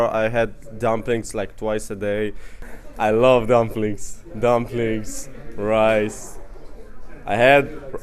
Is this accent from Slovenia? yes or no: yes; Slovenia; I come from Slovenia.